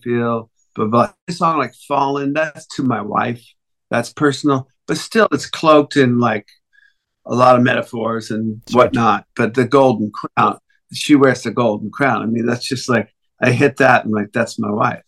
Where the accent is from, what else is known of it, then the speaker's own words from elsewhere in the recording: United States; I'm American